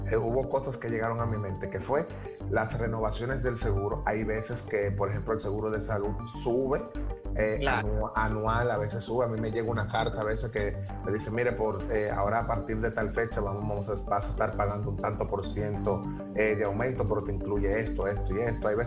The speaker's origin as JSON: {"language": "Spanish", "country": "Dominican Republic", "said": "Uno de los principales errores que cometemos nosotros como dominicanos"}